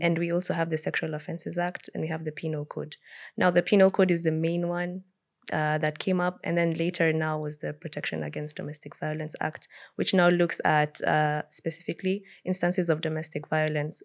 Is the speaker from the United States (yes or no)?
no; Kenya; as a Kenyan society